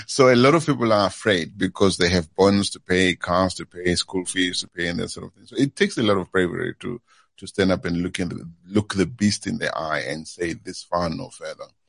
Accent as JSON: {"language": "English", "country": "South Africa", "moved": "as an adult", "said": "we are South African, we are diverse whether we like it or not"}